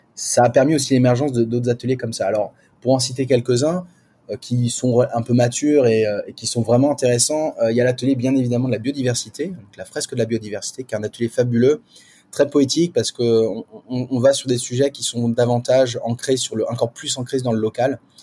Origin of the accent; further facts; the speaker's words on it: France; now in Singapore; en tant que Français et Française